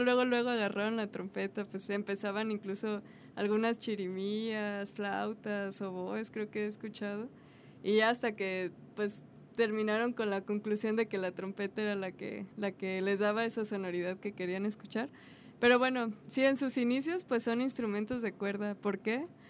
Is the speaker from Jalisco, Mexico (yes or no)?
yes; Guadalajara, Jalisco, Mexico; yo nací aquí en Guadalajara